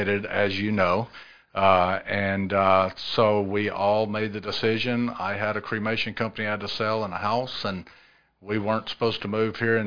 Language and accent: English; West Monroe, Louisiana, United States; moved away as an adult; also born or lived in Tacoma, Washington / Portland, Oregon; now in Columbia, United States; I was born in Tacoma, Washington. When my dad got out of the military, I was three. We moved to West Monroe, Louisiana, where he was born and raised. Spent 22 years in West Monroe, Louisiana.